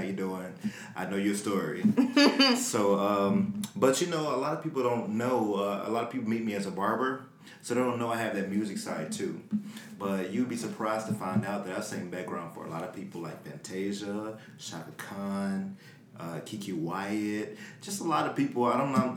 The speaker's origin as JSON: {"language": "English", "town": "Memphis", "region": "Tennessee", "country": "United States", "said": "I'm from Memphis."}